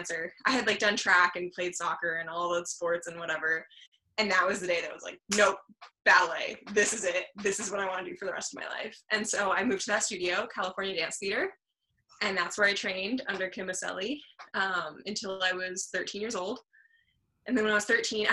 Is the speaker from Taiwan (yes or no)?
no; southern France, France; moved away; also born or lived in Luxembourg; I was born in Luxembourg, and I grew up in the south of France